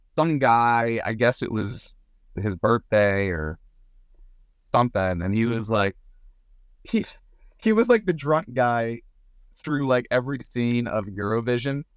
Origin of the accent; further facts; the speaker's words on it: Southern Maryland, United States; also born or lived in Nashville; we're both from Southern Maryland